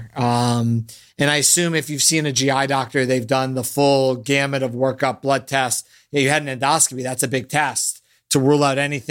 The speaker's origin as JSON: {"language": "English", "town": "Boston", "region": "Massachusetts", "country": "United States", "tie": "born or raised there", "moved": "yes", "said": "That's where I was born"}